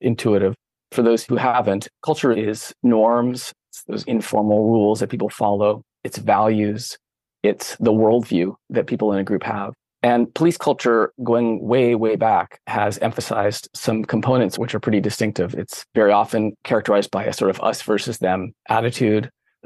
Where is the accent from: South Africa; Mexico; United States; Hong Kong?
United States; San Francisco Bay Area, California; moved away as an adult; also born or lived in Berkeley, California; now in Maine, United States; I grew up in the San Francisco Bay Area in the late 80s, early 90s.